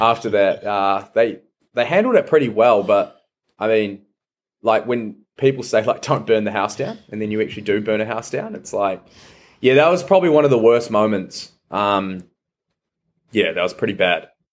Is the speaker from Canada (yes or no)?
no; Taranaki, New Zealand; also born or lived in New Plymouth; grew up in Taranaki and I just feel everything I know is Taranaki and New Zealand